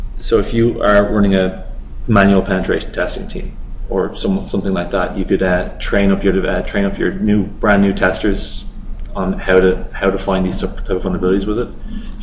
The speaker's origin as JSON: {"language": "English", "town": "Dublin", "region": "Leinster", "country": "Ireland", "said": "We're both from Dublin, back in Ireland."}